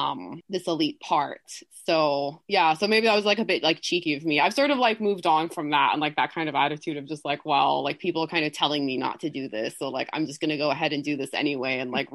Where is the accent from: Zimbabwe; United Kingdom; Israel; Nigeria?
United Kingdom; England; born there; also born or lived in Colombia; oh, I was born in England, or like my parents live in the US right now, simply because I don't want to get into this sort of really long explanation of that I lived in Colombia for so many years.